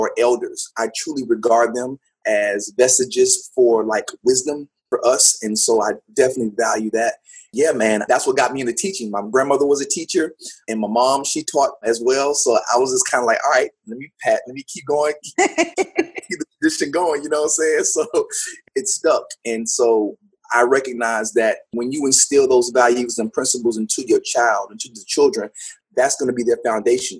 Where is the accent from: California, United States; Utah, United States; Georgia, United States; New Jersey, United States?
Georgia, United States; College Park; born and raised here in College Park. I grew up in College Park.